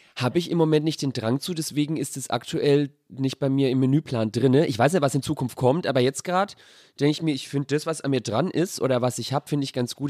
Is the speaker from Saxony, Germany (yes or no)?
no; Sonnefeld, Bavaria, Germany; now in Berlin, Germany; es ist leider nur Sonnefeld